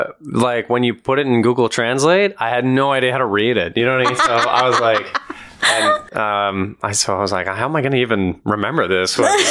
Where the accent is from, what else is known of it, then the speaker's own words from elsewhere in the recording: Alberta, Canada; I'm from Alberta